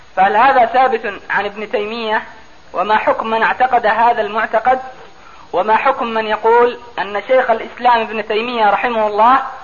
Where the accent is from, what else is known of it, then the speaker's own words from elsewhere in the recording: Aden, Yemen; عندنا في عدن